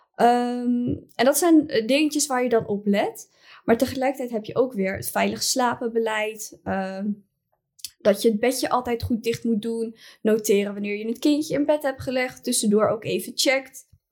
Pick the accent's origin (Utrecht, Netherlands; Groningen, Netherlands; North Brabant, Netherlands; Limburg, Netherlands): Utrecht, Netherlands; ik kom zelf dan uit Utrecht